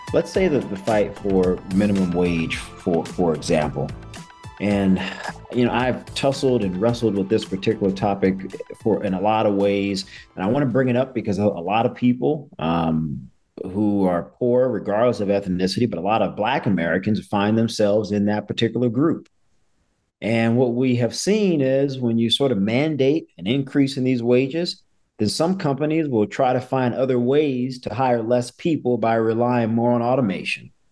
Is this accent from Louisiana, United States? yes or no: yes; New Orleans, Louisiana, United States; moved away; my hometown of New Orleans